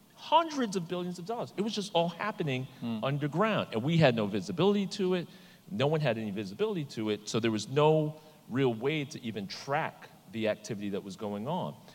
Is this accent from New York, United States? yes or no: yes; New York, United States; I grew up in New York